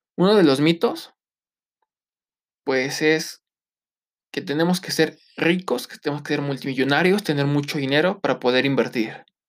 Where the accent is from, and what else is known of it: Mexico